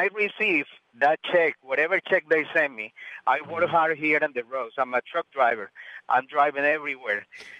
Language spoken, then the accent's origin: English; Colombia; now in United States; Originally, I'm from Colombia, but I've been here in the States 30 years.